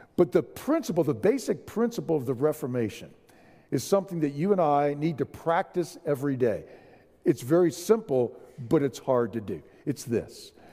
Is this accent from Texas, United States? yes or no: yes; San Antonio, Texas, United States; I'm from San Antonio